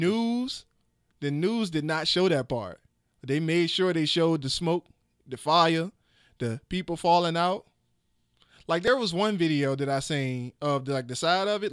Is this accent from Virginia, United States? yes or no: yes; Petersburg, Virginia, United States; in fifth grade in Westview Elementary in Petersburg, Virginia